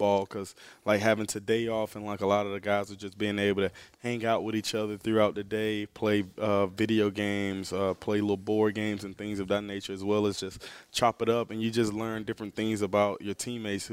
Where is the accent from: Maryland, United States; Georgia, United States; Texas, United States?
Georgia, United States; growing up in Georgia